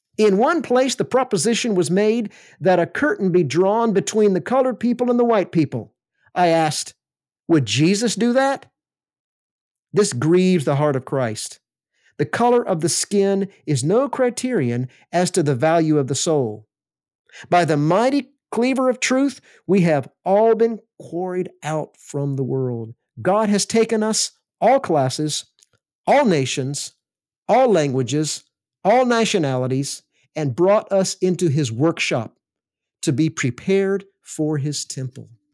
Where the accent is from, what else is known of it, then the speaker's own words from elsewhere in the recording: Alabama, United States; I grew up in Alabama